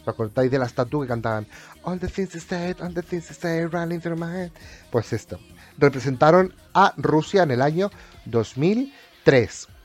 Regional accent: Spain; soy español

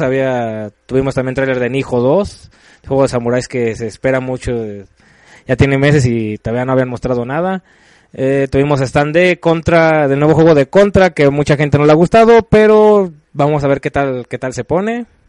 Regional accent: Mexico; nosotros como mexicanos

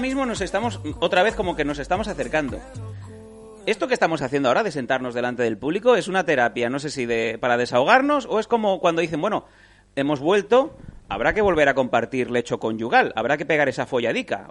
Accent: Esparreguera, Catalonia, Spain; born or raised there

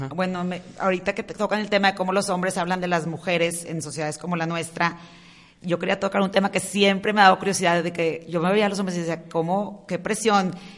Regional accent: Monterrey, Nuevo León, Mexico; los tres somos de Monterrey

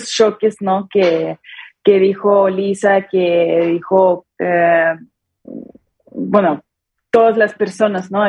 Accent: Mexico; no soy tan exagerada como eh, las otras personas que viven en mi país, que por ejemplo aquí los mexicanos tratan y piensan súper normal en como en la muerte

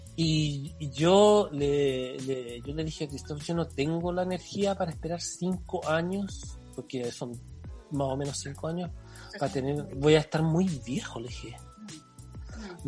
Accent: Chile; moved away as an adult; also born or lived in Barcelona, Spain / Canet de Mar, Spain; now in Brussels, Belgium; como chileno, pedí los trámites, los, papeles a Chile

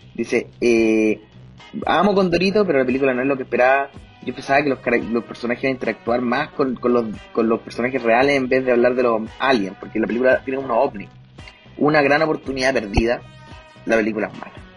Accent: Chile; Tengo fe en mi país, tengo fe en Chile

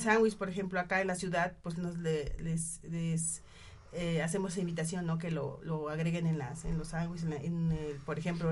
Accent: Cuetzalan, Puebla, Mexico; yo vengo de Quetzalan representando a mis compañeras

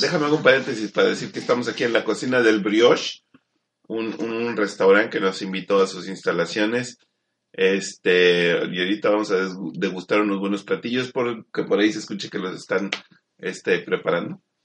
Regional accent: Mexico; yo soy mexicano

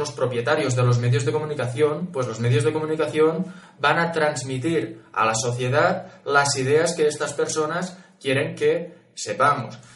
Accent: Catalonia, Spain; yo soy catalán

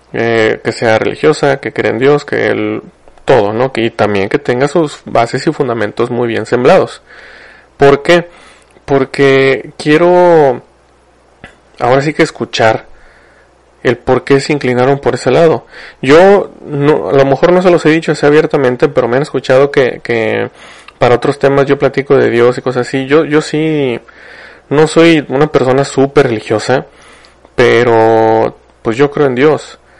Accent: Mexico

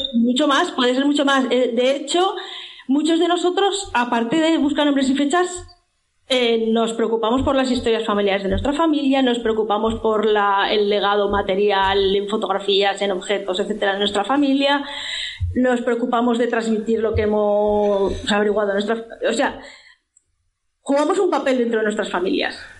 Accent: Zaragoza, Aragon, Spain; yo soy de Zaragoza

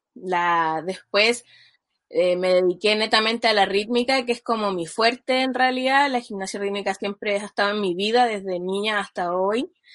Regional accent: Chile; yo soy de Chile

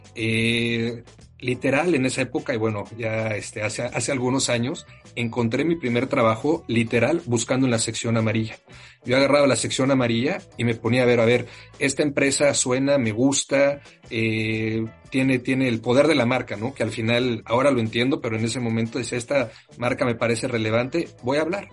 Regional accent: Mexico City, Mexico; moved away; also born or lived in Monterrey; Soy eh, mexicano, eh, orgullosamente nacido en la Ciudad de México

